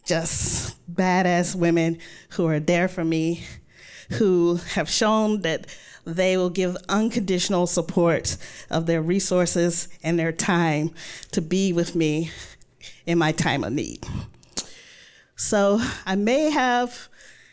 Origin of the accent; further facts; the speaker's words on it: Mississippi, United States; I'm from Mississippi. I'm the youngest of five children